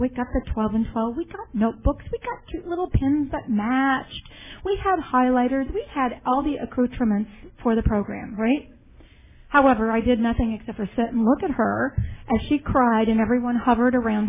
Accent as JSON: {"language": "English", "town": "Denver", "region": "Colorado", "country": "United States", "tie": "born or raised there", "moved": "yes", "lives_now": "Tempe, United States", "said": "I grew up in Denver, Colorado"}